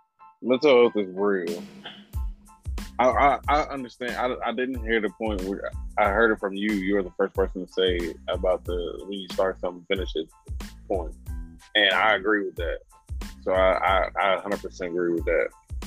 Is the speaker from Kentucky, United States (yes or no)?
no; Baltimore, Maryland, United States; And I'm from Baltimore, to where like you didn't have to keep up with the dozens of people, so like you had to be quick with it.